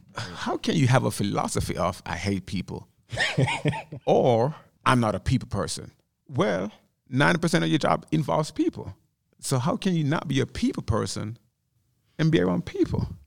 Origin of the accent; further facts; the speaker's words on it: Jamaica; moved away; Growing up in Jamaica